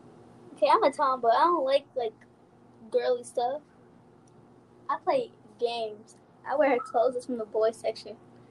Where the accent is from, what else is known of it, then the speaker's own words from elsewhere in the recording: Oklahoma City, Oklahoma, United States; I'm from Oklahoma City.